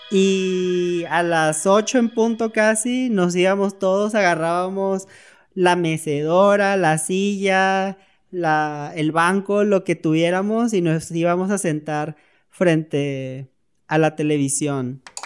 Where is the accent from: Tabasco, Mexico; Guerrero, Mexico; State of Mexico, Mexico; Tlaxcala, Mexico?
Tabasco, Mexico; Tenosique; moved away as an adult; also born or lived in Villahermosa, Tabasco; now in Mexico City, Mexico; soy de Tenosique, Tabasco, tengo 29 años.